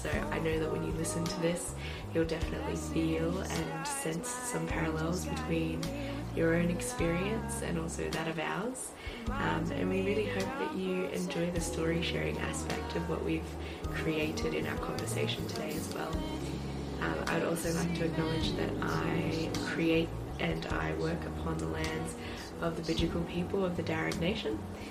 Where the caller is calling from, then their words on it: Northern California, United States; I am calling from California, Northern California in the U.S.